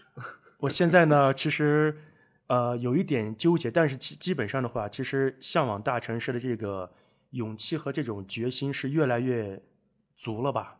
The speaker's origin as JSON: {"language": "Chinese", "region": "Northwest China", "country": "China", "said": "我们西北那边"}